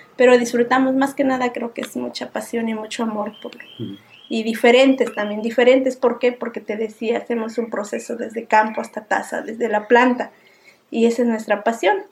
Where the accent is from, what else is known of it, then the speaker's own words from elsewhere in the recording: Putla, Oaxaca, Mexico; soy de Zaragoza y Tundujía, Putla, Oaxaca. Bueno, yo nací en la zona cafetalera